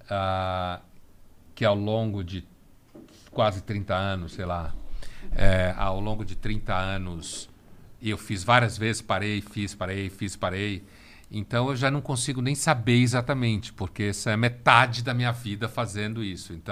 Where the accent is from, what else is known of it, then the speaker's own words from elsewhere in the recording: Recife, Pernambuco, Brazil; born there; also born or lived in Bahia; eu nasci no Recife, morei na Bahia, eu conheço